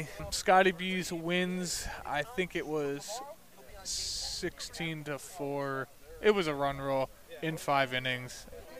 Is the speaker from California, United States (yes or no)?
no; Monroe, Connecticut, United States; now in Milford, United States; I'm from Monroe, but I've been in the Milford area for a while.